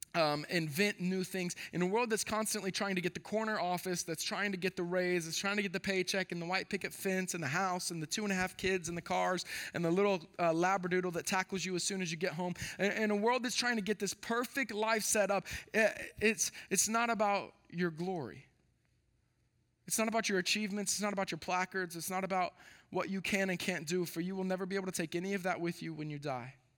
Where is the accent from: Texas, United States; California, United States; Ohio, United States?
Texas, United States; moved away as an adult; born and raised in Texas